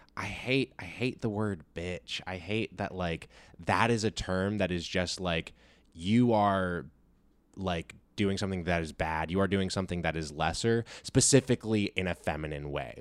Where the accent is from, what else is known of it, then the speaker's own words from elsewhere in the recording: California, United States; I grew up here in California